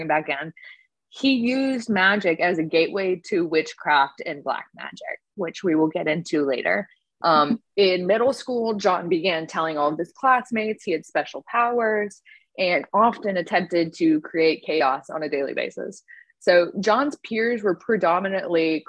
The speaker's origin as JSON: {"language": "English", "town": "Winston-Salem", "region": "North Carolina", "country": "United States", "tie": "born or raised there", "moved": "yes", "lives_now": "Florida, United States", "said": "Winston-Salem, North Carolina, my hometown"}